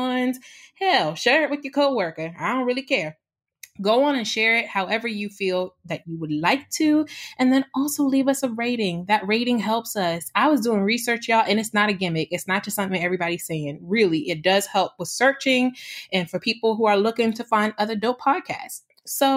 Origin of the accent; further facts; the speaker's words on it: Washington, District of Columbia, United States; I am a DC girl, born and raised